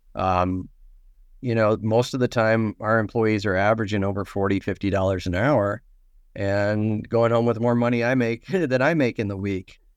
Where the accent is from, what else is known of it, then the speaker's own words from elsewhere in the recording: Nebraska, United States; now in Minnesota, United States; I'm not originally from Minnesota, so I don't eat a lot of hot dish. I'm from Nebraska